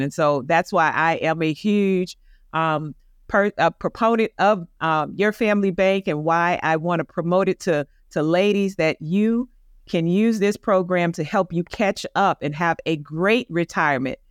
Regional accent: Tampa, Florida, United States; now in Atlanta, United States; my hometown in Tampa

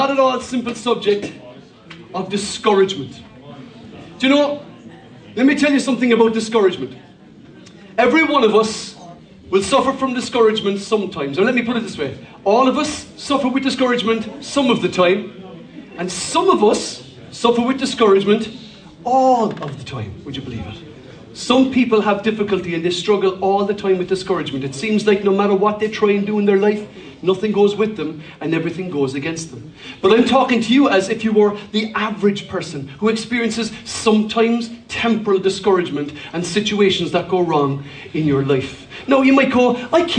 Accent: Cork, Munster, Ireland; When I was a young lad, I grew up in Cork.

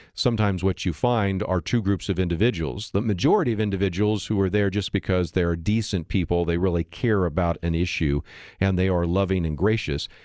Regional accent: San Francisco Bay Area, California, United States; I grew up in the San Francisco Bay Area

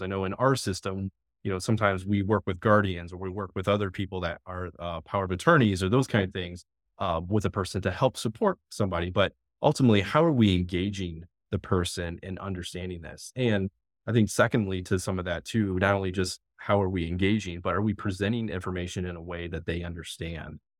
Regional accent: Findlay, Ohio, United States; now in Fairfield County, Ohio, United States; I'm actually from the northwest part of Ohio, kind of that Findlay area, about an hour south of Toledo

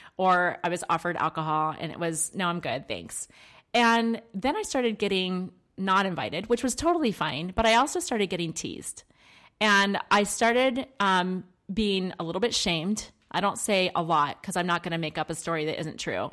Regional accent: Maryland, United States; I grew up in Maryland

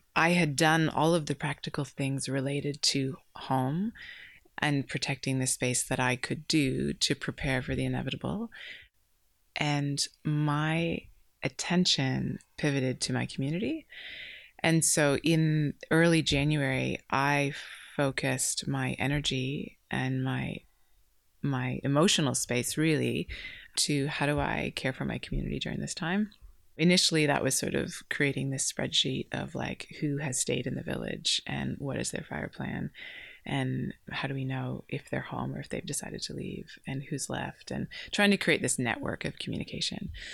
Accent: Canada; moved away as an adult; now in Candelo, Australia; I'm originally from Canada and fell in love with an Australian, which brought me to this country

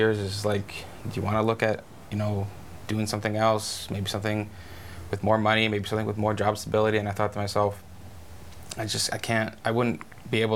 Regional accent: Kamloops, British Columbia, Canada; also born or lived in Merritt; I love my hometown, and I love news, but I think more than anything, I like reporting on my hometown

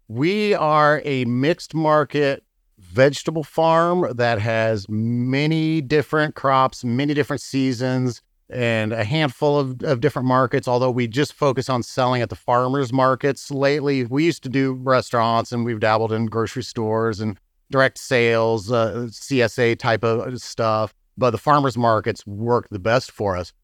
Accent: Muncie, Indiana, United States; moved away as an adult; also born or lived in California / St. Louis, Missouri; now in Bourbon, Missouri, United States; I'm from Indiana. I grew up in Muncie, Indiana

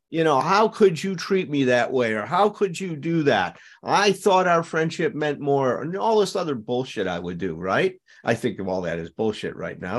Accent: Chicago, Illinois, United States; I grew up in Chicago

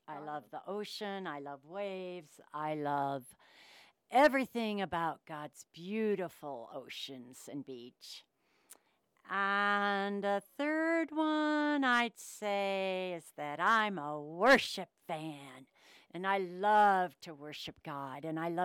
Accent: Denver, Colorado, United States; also born or lived in Kansas / Sioux Falls, South Dakota / New Mexico; I was born in Kansas, and I lived there when I was a little baby, and then I moved to Sioux Falls, South Dakota. So I lived there until I was 7, and then my family moved to Denver, Colorado. So I've been a Denver, Colorado girl, mountain girl, no ocean girl, for most of my life

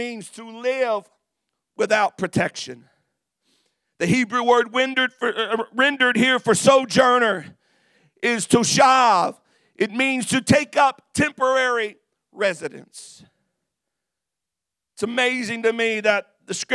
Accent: United States

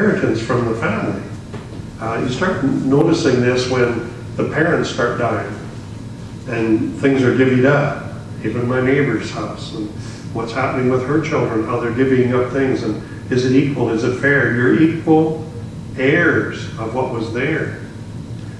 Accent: Saskatchewan, Canada; moved away; also born or lived in British Columbia; I was from Saskatchewan. That they used to call it Saskamush. Yeah, I was an outcast on earth. Very few friends in school

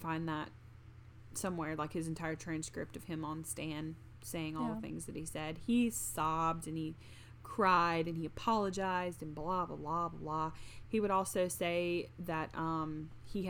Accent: the South, United States; we're from the South.

